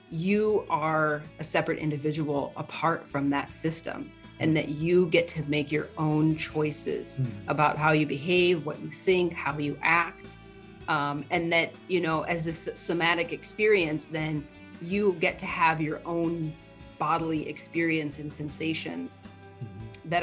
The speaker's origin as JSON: {"language": "English", "town": "Minneapolis", "region": "Minnesota", "country": "United States", "moved": "yes", "lives_now": "Sacramento, United States", "said": "I am originally from Minneapolis, Minnesota"}